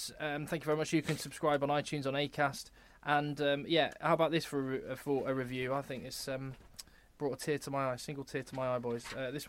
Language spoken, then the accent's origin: English; United Kingdom; we are British. We are in the UK.